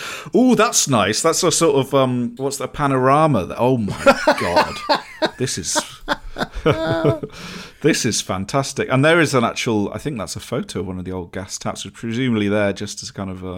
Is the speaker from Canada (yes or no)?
no; Harrogate, Yorkshire and the Humber, United Kingdom; I grew up in Harrogate and frequented a lovely little pub called Hales Bar in my formative years.